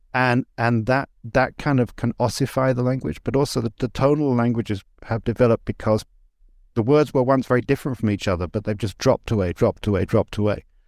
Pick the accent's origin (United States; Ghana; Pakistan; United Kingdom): United Kingdom; England; moved away as an adult; I grew up in England, but I, I left in nineteen ninety